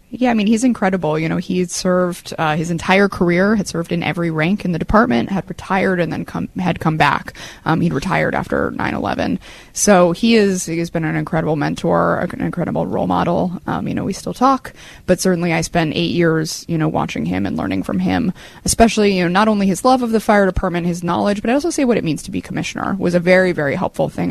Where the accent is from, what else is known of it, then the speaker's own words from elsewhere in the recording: San Francisco, California, United States; moved away as an adult; now in New York, United States; I grew up in San Francisco.